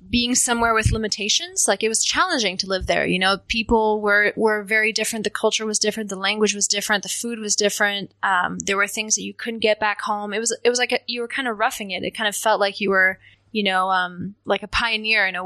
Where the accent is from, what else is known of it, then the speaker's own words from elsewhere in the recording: New York, United States; also born or lived in Seattle; Um, mostly, mostly New York, uh, Westchester County. But we um, we traveled